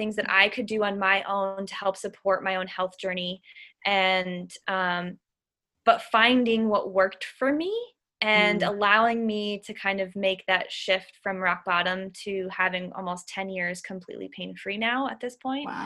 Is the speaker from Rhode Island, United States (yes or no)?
no; Massachusetts, United States; I am from a small town in Massachusetts, so New Englander, born and raised